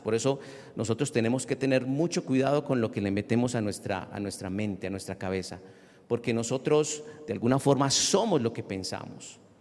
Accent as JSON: {"language": "Spanish", "country": "Colombia", "said": "nosotros como colombianos"}